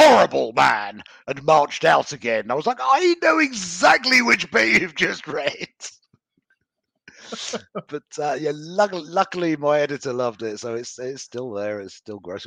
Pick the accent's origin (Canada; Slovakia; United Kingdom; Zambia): United Kingdom; I'm British